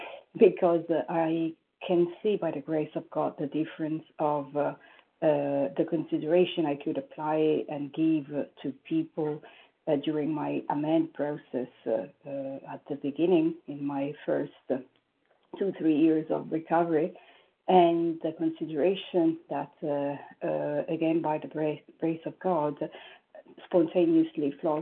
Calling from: New York, United States; I am calling from New York.

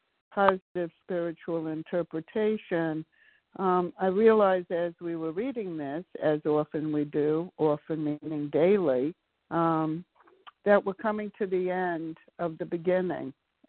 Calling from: Maryland, United States; from Maryland.

